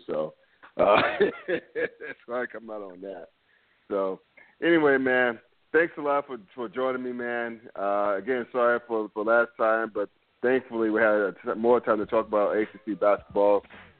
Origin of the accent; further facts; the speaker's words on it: near Greensboro, North Carolina, United States; Like, even though I grew up near Greensboro